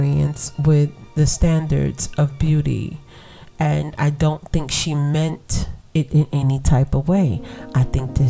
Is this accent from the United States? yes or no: yes; United States; I am African American